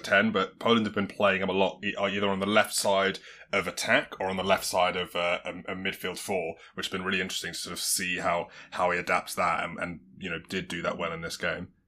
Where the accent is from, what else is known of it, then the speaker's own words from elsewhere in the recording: England, United Kingdom; we're English